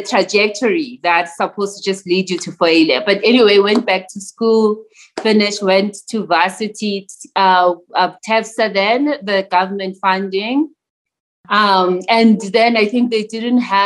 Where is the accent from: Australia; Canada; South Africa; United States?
South Africa; Pretoria, Gauteng; I am a township girl, born and raised in Mamelodi, Pretoria.